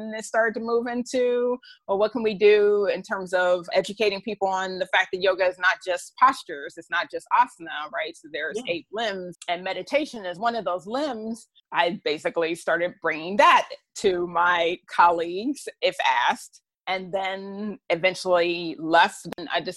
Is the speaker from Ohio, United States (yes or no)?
yes; Dayton, Ohio, United States; moved away as an adult; now in Washington, DC, United States; Dayton, Ohio, which is where I'm originally from.